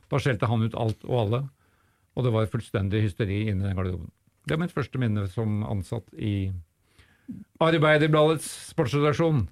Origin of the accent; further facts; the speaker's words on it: Oslo, Norway; Jeg er fra Grefsen-Disen.